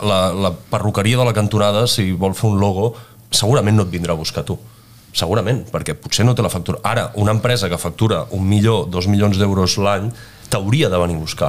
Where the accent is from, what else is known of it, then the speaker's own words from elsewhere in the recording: Penedès, Catalonia, Spain; also born or lived in Italy; sóc del Penedès